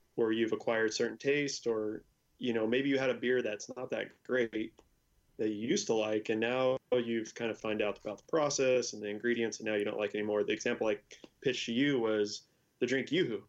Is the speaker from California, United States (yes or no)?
yes; El Segundo, California, United States; my hometown is El Segundo